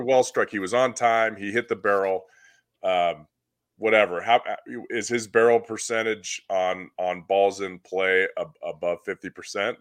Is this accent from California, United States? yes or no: yes; Southern California, United States; I grew up in Southern California once I was twelve years old and older